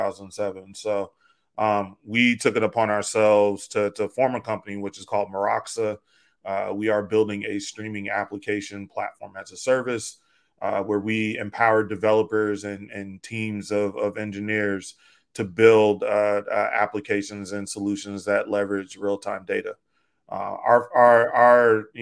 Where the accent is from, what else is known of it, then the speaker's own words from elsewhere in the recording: Chicago, Illinois, United States; moved away as an adult; now in Oakland, United States; I grew up on the south side of Chicago.